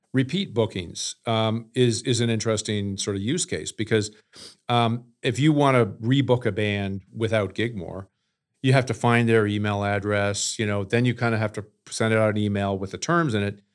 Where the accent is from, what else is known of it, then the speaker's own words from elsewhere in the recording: Canada; moved away; also born or lived in New York City; I'm originally from Canada, fell in love with New York City and moved there